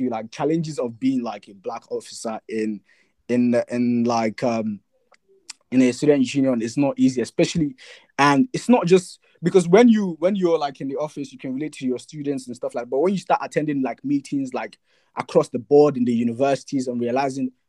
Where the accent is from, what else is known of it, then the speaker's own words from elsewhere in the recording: Nigeria; moved away as an adult; now in United Kingdom; Because as a student, I came from Nigeria to the UK. First of all, I didn't realize I was black till I came to the UK.